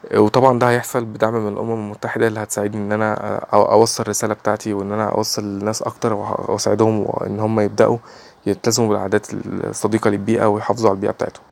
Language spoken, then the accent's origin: Arabic; Egypt; 21 سنه من مصر